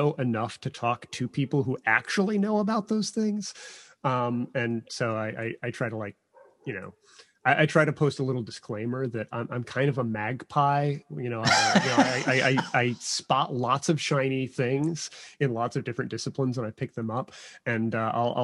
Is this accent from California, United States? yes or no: no; Chicago suburbs, Illinois, United States; I'm from the Chicago suburbs